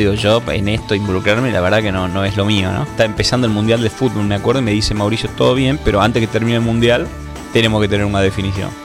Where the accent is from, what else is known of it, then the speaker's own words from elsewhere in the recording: Tucumán, Argentina; moved away as an adult; also born or lived in United States; yo soy tucumano